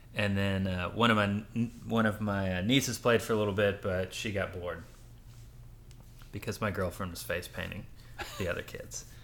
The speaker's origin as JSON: {"language": "English", "region": "Louisiana", "country": "United States", "tie": "born or raised there", "also_born_or_lived": "Rochester, New York / New York City", "moved": "yes", "said": "I grew up in Louisiana, but I lived in Rochester, New York before that till I was, like, six."}